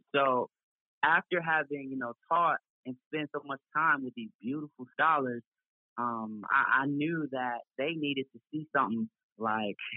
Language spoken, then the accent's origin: English; Chicago, Illinois, United States; I'm from Chicago